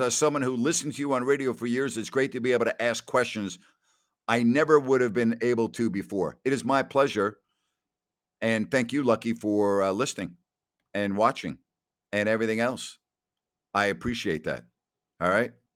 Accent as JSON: {"language": "English", "area": "Long Island", "region": "New York", "country": "United States", "tie": "born or raised there", "said": "when I was a kid growing up on Long Island."}